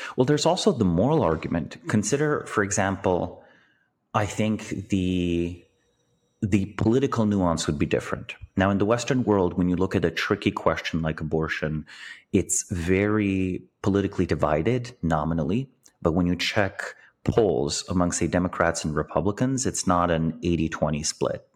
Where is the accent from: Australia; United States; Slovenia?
Slovenia; I was born in Slovenia, but, you know, in nineteen eighty-eight, but, but until nineteen ninety-one, it was part of Yugoslavia.